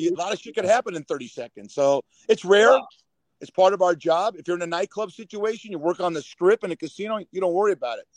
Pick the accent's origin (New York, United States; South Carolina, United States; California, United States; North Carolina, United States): California, United States; Los Angeles; born and raised in Los Angeles